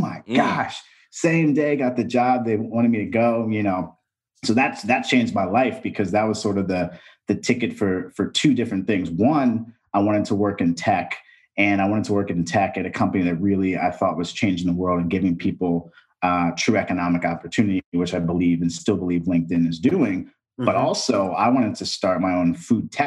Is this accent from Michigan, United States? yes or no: no; Texas, United States; moved away; also born or lived in East Coast; I'm from Texas. I was in Texas and from the East Coast.